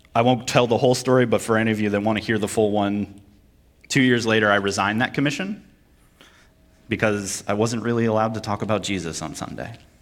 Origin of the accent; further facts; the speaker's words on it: Vermont, United States; moved away; also born or lived in Connecticut / Kentucky / Virginia / North Carolina; I'm from Vermont